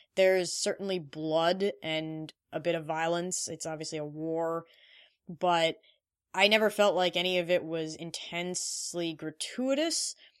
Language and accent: English; India; I am Indian